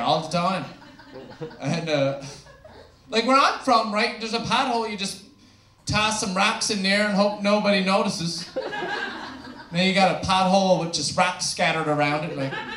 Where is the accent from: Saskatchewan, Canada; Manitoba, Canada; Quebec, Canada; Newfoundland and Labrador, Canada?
Newfoundland and Labrador, Canada; I'm from Newfoundland, I'm an ESL student